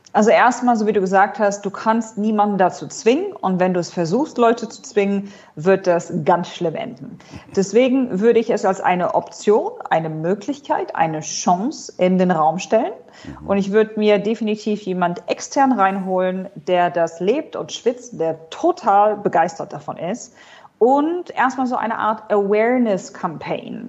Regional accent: Hanover, Lower Saxony, Germany; moved away as an adult; now in Dubai, United Arab Emirates; Ich komme ursprünglich aus Hannover, habe an der Uni Hannover studiert

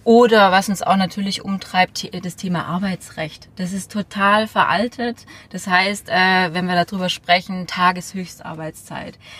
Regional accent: Stuttgart, Baden-Württemberg, Germany; ich komme ja eigentlich aus Stuttgart, bin aber jetzt des Öfteren in Berlin

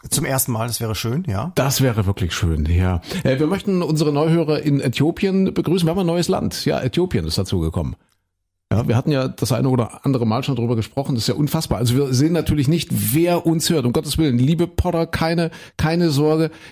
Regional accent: Saxony, Germany; wir kommen ja aus Mitteldeutschland, aus Sachsen

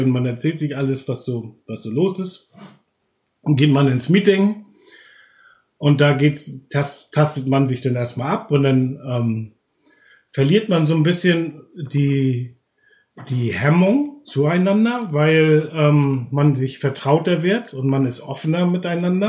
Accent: Germany; als Deutsche

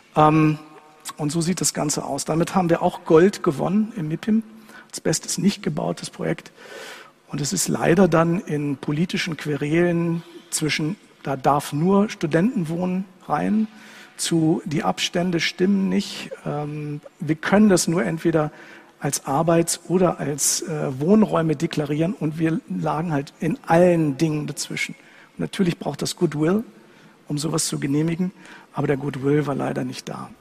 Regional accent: Germany; moved away as an adult; also born or lived in Braunschweig / Los Angeles; als Deutscher, wenn man dort lebt

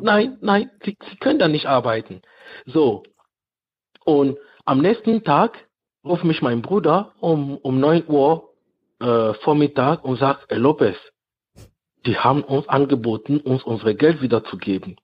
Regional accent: Cameroon; now in Germany; in Kamerun, in meinem Dorf, da wo, da wo ich herkomme

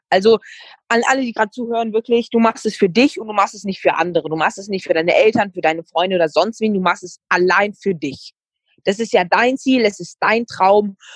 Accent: Serbia; ich, ich, ich bin auch Serbe, also passt das.

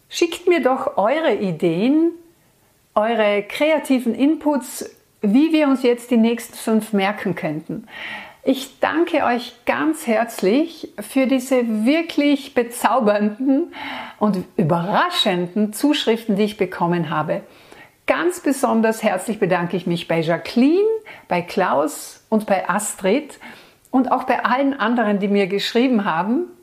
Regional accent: Austria; Und bei uns in Österreich ist das im Wildnisgebiet Dürrenstein der Fall und im Nationalpark Kalkalpen.

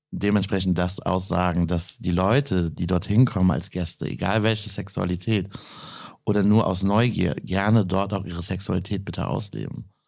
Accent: near Düren, North Rhine-Westphalia, Germany; Aus der Nähe von Düren.

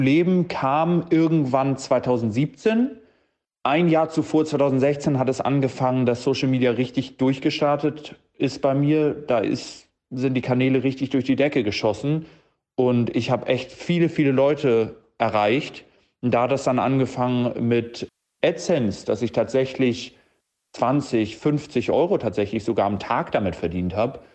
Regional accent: Hamburg, Germany; 27 Jahre alt und ich komme aus Hamburg

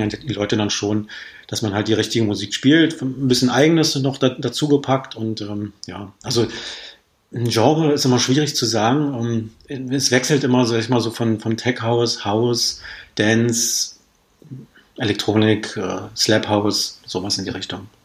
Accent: Berlin, Germany; moved away as an adult; now in Potsdam, Germany; Ich komme ja ursprünglich aus Berlin

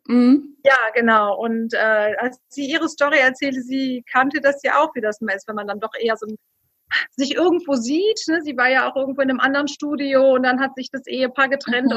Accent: Rhineland, Germany; moved away; also born or lived in Düsseldorf; Ich bin gebürtig eigentlich aus dem Rheinland

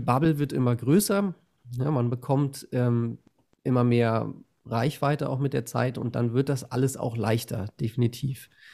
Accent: Berlin, Germany; now in Bavaria, Germany; ich bin in Bayern, aber ich, ich komme aus Berlin

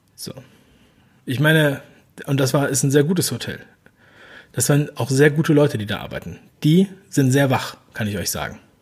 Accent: Hamburg, Germany; moved away as an adult; also born or lived in Berlin / Cologne; ich bin in Hamburg aufgewachsen

